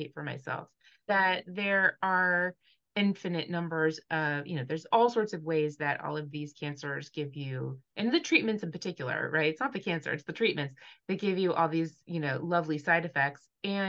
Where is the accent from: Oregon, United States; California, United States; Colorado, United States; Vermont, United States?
California, United States; So I grew up in Southern California. We moved around a lot as a kid.